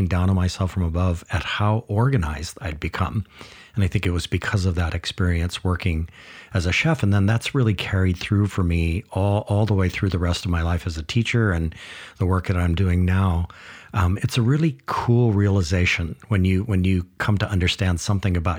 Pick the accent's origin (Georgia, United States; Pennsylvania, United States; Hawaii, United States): Hawaii, United States; Kaneohe; also born or lived in Iowa; growing up on Kaneohe Bay here on Oahu.